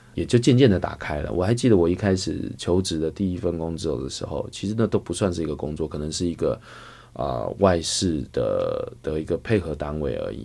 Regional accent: Taipei, Taiwan; moved away as an adult; also born or lived in Hualien, Taiwan; now in Beijing, China; 我的出生地是写在台北，我们是在嗯。台北的医院出生的，但是呢嗯。我们有一段时间是在部落生活嗯。很快地呢我们又辗转到了台北来嗯。去生活

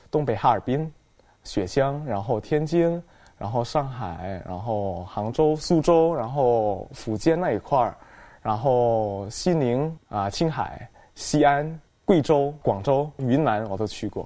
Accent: Medan, North Sumatra, Indonesia; first language Indonesian; Chinese is a second language; moved away as an adult; also born or lived in Jakarta; now in China; 在我老家那边，Medan， 就是叫做北苏门答腊大学

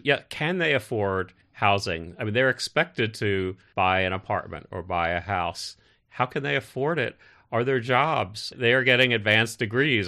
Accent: United States; now in China; as an American

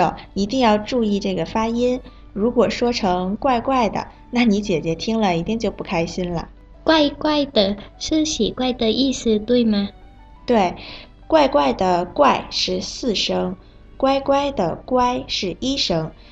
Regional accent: Bangkok, Thailand; 我是来自泰国的

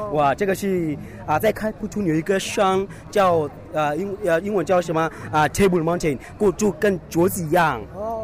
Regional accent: South Africa; Chinese is a second language; moved away as an adult; now in Beijing, China; 我来自南非

